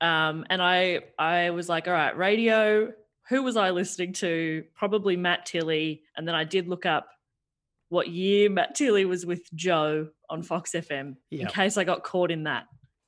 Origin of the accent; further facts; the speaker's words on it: Melbourne, Victoria, Australia; I grew up out in Mount Waverley, so my local cinema was, I'd either go to Knox City or the Glen Shopping Centre.